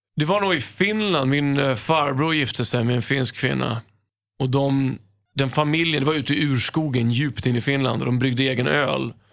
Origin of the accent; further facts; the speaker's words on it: Stockholm, Stockholm County, Sweden; moved away as an adult; also born or lived in Los Angeles, United States; jag är uppväxt på Söder